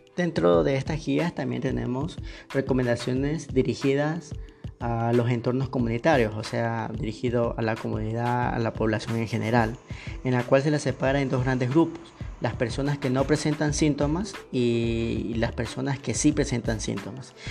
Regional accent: Ecuador

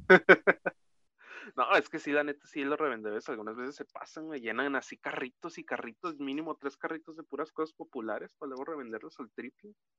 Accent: Mexico; somos mexicanos

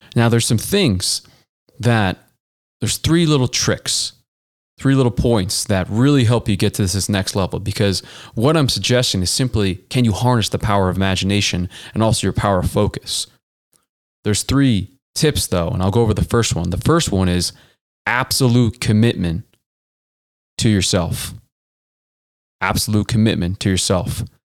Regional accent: Boston, Massachusetts, United States; now in Denver, United States; I grew up in the Boston area

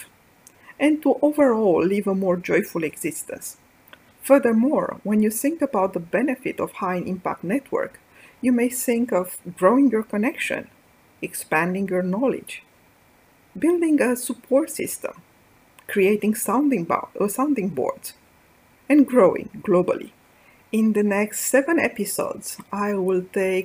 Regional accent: Bucharest, Romania; moved away; I grew up in Bucharest, Romania, the first daughter of a small family.

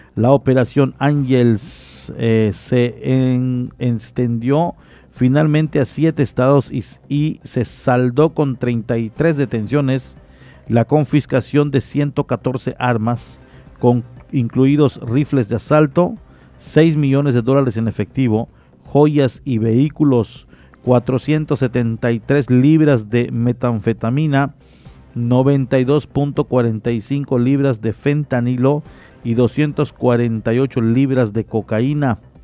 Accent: Mexico; como mexicanos

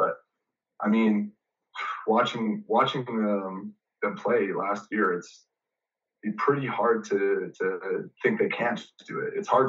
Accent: Calgary, Alberta, Canada; I'm from Calgary, Alberta.

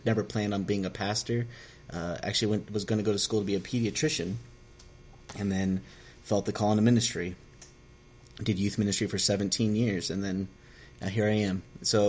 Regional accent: Southern California, United States; moved away as an adult; also born or lived in West Virginia; now in Elkins, United States; I am Mexican, Hispanic, whatever, from Southern California. I moved to West Virginia in 2003.

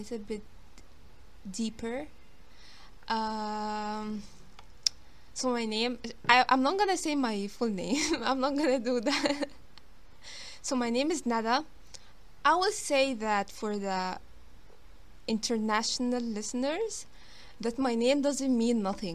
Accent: Alexandria, Alexandria Governorate, Egypt; And I'm from Egypt. I live in it's the second biggest city in Egypt called Alexandria.

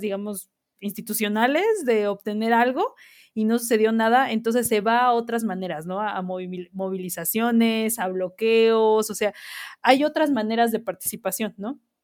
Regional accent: Mexico; somos como mexicanos

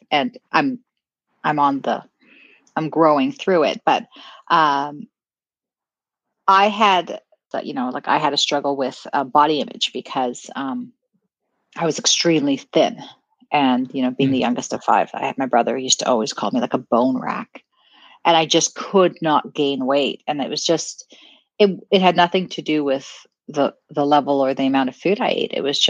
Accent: South Africa; back then South Africa was going through the apartheid and you know, you talked about, oh, I'm South African, and people quite didn't understand

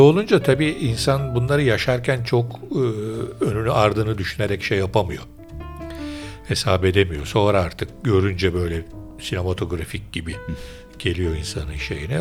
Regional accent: Istanbul, Turkey; Ben Üsküdarlıyım esasen

